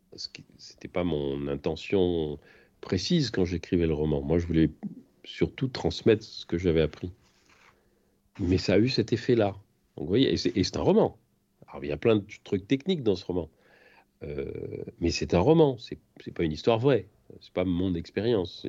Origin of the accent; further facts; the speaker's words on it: France; moved away as an adult; je suis parti de France